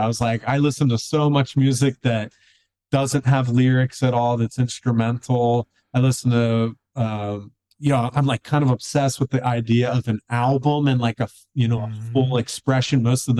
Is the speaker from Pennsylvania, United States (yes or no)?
yes; Philadelphia, Pennsylvania, United States; now in Asheville, United States; I'm originally from the Philly area.